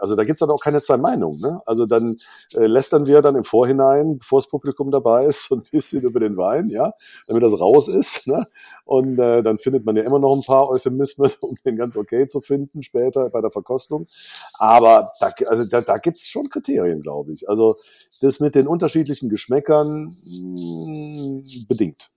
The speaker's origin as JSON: {"language": "German", "town": "Cologne", "region": "North Rhine-Westphalia", "country": "Germany", "moved": "as an adult", "lives_now": "Saarland, Germany", "said": "über 40 Jahren Köln"}